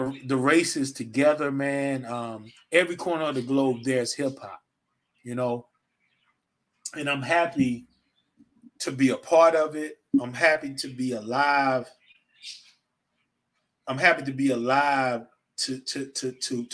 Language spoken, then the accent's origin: English; the South, Georgia, United States; I'm from the South. I've been living in Georgia forever.